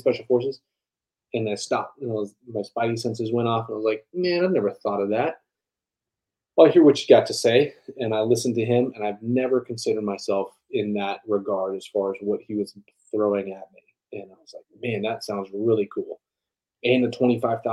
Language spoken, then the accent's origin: English; Tucson, Arizona, United States; also born or lived in Colorado; I grew up in Tucson, Arizona, born in Colorado